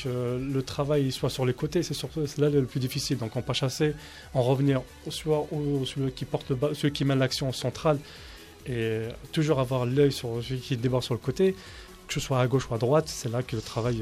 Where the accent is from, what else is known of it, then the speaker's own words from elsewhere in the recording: Paris, Île-de-France, France; je suis parisien de naissance, algérien